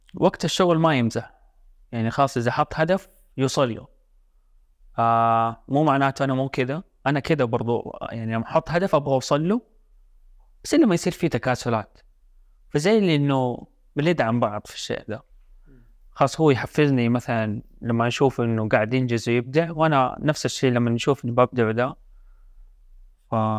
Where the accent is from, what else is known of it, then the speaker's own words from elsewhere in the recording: Jeddah, Makkah Province, Saudi Arabia; انا من جده